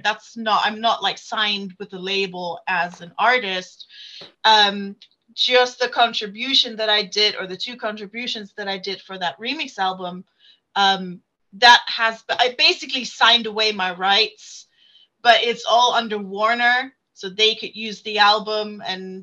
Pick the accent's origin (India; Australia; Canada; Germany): Germany; moved away as an adult; now in United Kingdom; I was born in Germany, lived there for 23 years, and then moved to the UK